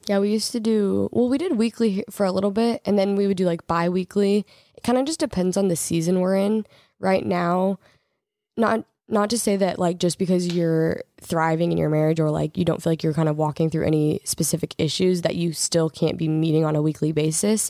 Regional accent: Oregon, United States; we're from Oregon

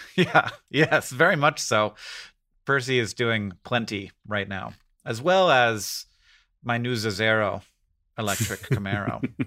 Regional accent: Florida, United States; I grew up in Florida

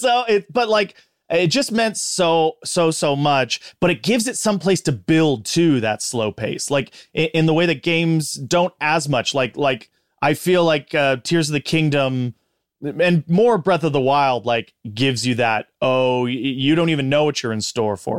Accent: Big Bear City, California, United States; I grew up in Big Bear City, California

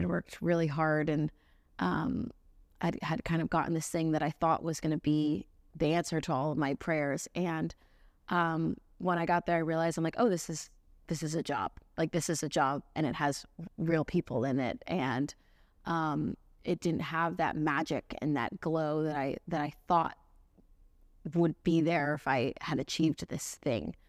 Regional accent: Central Florida, United States; now in Nashville, United States; I grew up in Florida, playing at beach bars and, and weddings

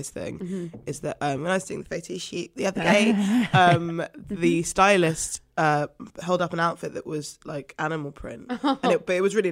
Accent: London, United Kingdom; I grew up in South London

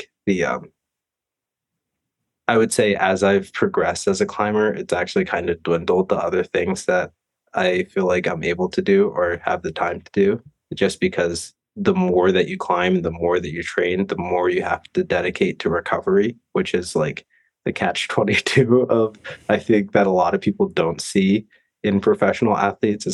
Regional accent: East Coast, United States; moved away; I grew up snowboarding back on the East Coast

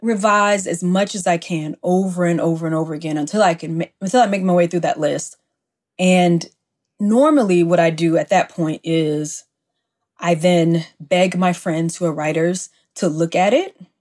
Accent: Mississippi, United States; I live in my hometown of Mississippi

